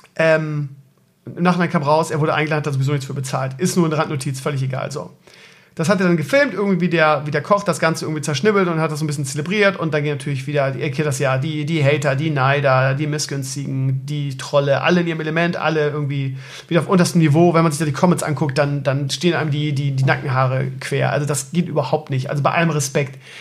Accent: Bremen, Germany; Ich komme ja auch aus Bremen-Gröpeling, das ist ja auch Ghetto.

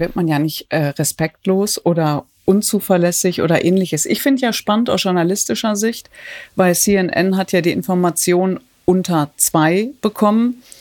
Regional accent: Datteln, North Rhine-Westphalia, Germany; Ich komme aus Datteln

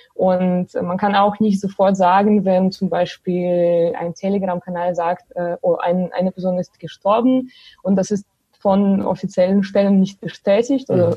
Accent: Belarus; German is a second language; moved away as an adult; now in Germany; ich komme selber aus Belarus und äh, ich wohne zwar seit sechs Jahren äh, in Deutschland

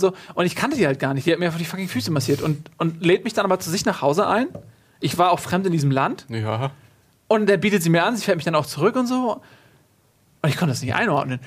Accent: Northern Germany, Germany; als Norddeutscher

